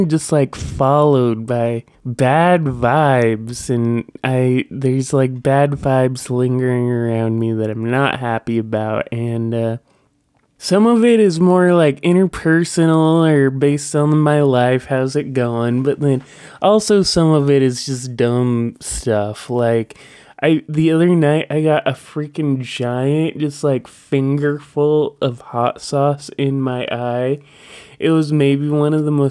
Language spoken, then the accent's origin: English; Washington, United States; my home state